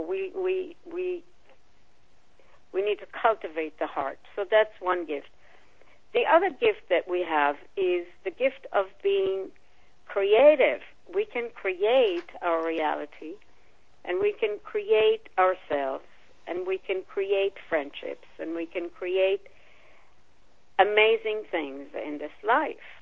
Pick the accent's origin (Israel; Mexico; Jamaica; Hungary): Israel; moved away; I was born and raised in Israel